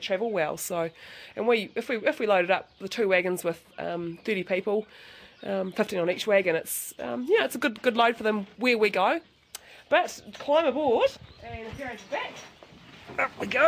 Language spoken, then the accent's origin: English; Fairlie, Canterbury, New Zealand; I grew up in Fairlie in South Canterbury, which is literally just over the other side of these mountains